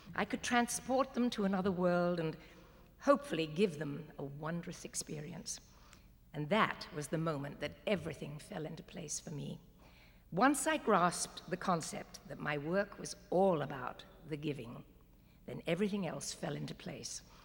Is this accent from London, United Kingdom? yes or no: no; Walton-on-Thames, South East England, United Kingdom; I was born in Walton on Thames, Surrey, England